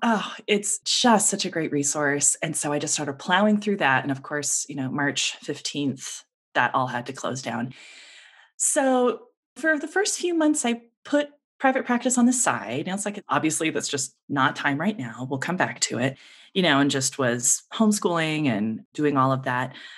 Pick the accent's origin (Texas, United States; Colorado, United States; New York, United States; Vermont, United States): Colorado, United States; Denver; moved away as an adult; also born or lived in Seattle; my family and I moved back to Denver, this is my hometown